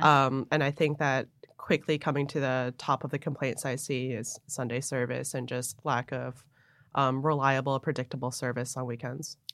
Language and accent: English; Buffalo, New York, United States; moved away as an adult; also born or lived in Hong Kong / New Jersey; when I was 10, we moved up to Buffalo, New York, mm-hmm. where generally I say I grew up in Buffalo